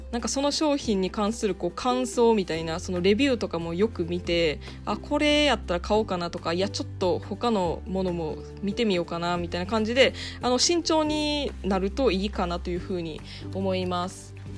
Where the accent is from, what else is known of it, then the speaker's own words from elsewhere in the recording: Osaka, Japan; moved away as an adult; now in Ireland; 私は大阪出身